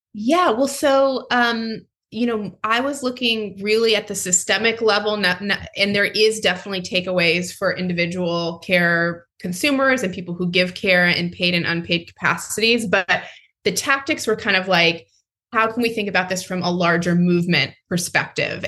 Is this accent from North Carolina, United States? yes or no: yes; North Carolina, United States; my home state of north carolina